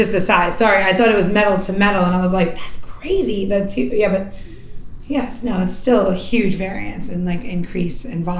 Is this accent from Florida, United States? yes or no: no; New York, United States; I'm from New York, just so you know, that well-rounded, I've been hanging out in New York in the 60s, 70s, 80s